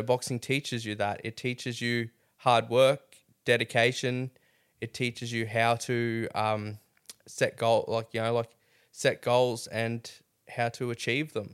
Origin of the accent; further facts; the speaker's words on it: Mackay, Queensland, Australia; now in Rockhampton, Australia; I grew up in Mackay